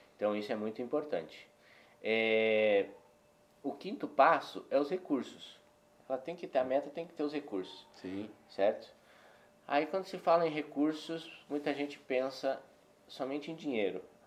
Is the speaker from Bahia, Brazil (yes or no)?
no; Paraná, Brazil; now in Belo Horizonte, Brazil; Eu sou paranaense